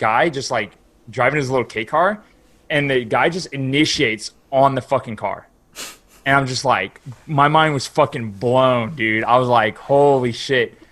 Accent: West Texas, United States; now in Houston, United States; where I grew up is like in West Texas, like in the middle of nowhere

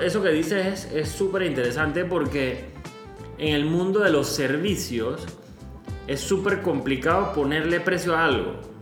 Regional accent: Panama; como panameños

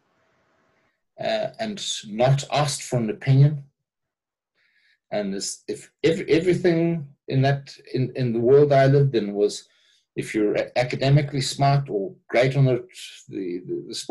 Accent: South Africa; when I grew up in South Africa

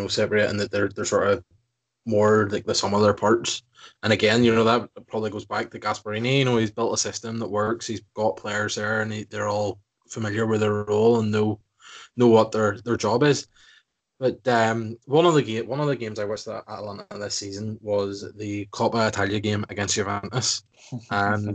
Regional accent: Ireland; we're both Irish

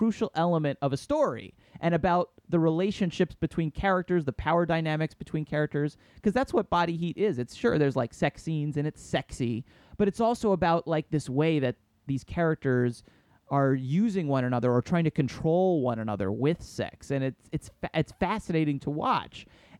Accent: New Jersey, United States; now in New York, United States; I'm a northern guy. I grew up in New Jersey and live in New York. But, you know, I've traveled to the South on a bunch of times.

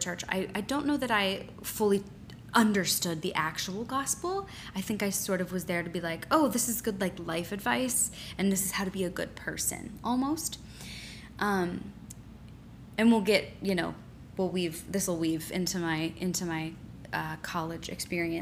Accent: just outside Philadelphia, Pennsylvania, United States; I grew up just outside Philadelphia

